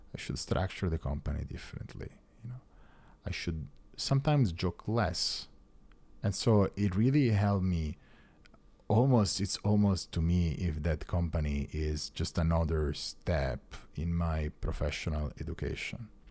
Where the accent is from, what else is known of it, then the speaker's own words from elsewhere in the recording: Italy; moved away as an adult; now in United States; I'm an Italian citizen